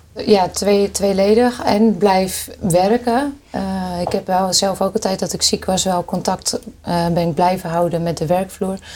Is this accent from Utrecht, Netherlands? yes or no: no; Hoorn, North Holland, Netherlands; Ik kom uit Horen